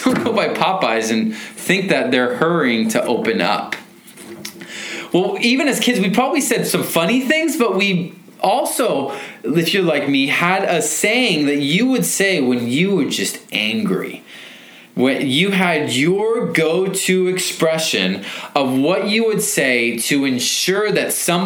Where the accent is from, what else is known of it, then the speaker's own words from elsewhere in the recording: Federal Way, Washington, United States; I grew up here in Federal Way behind Wild Waves